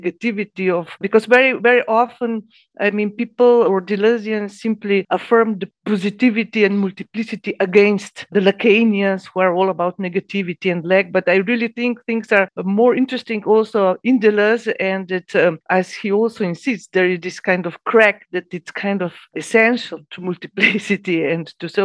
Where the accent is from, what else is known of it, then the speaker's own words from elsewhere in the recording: Ljubljana, Slovenia; I was born in Ljubljana at a certain point in time.